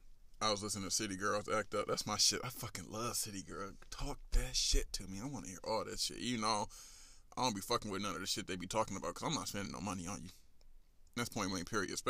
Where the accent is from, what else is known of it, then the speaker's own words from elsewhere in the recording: Detroit, Michigan, United States; moved away; I'm from the West Side